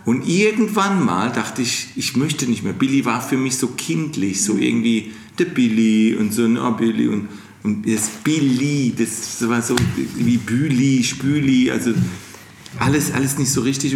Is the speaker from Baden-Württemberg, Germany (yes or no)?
yes; Mannheim, Baden-Württemberg, Germany; accent: Kurpfälzisch; dass ich aus Mannheim bin und ich diesen Dialekt nicht rauskriege